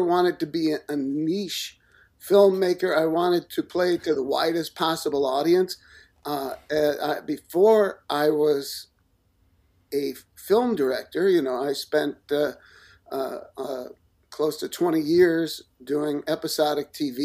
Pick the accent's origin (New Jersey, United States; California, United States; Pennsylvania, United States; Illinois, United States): Illinois, United States; Chicago; I grew up in the suburbs of Chicago.